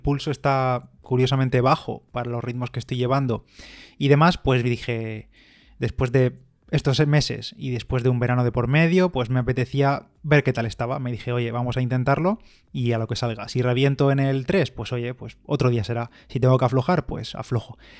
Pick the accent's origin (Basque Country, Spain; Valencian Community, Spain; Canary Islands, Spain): Valencian Community, Spain; Bigastro; mi pueblo en Bigastro